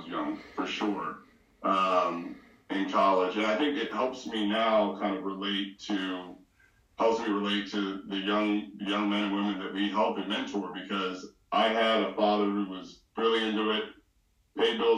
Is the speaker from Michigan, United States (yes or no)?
no; Philadelphia, Pennsylvania, United States; I grew up in Philly. My dad is from Haiti. My mom is from Barbados